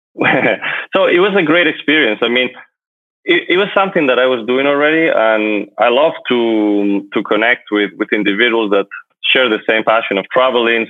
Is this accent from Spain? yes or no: yes; Madrid, Community of Madrid, Spain; moved away as an adult; also born or lived in United States; now in Miami, United States; I'm from Madrid, Spain, and I moved to the United States few years ago